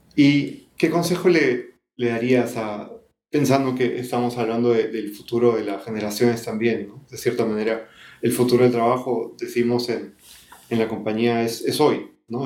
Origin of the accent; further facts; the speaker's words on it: Peru; como peruanos, específicamente como peruanos